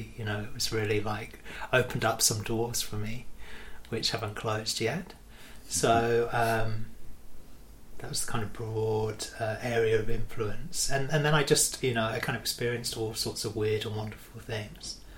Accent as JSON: {"language": "English", "country": "United Kingdom", "tie": "born or raised there", "said": "I grew up just outside of London, and about 40 minutes outside of London"}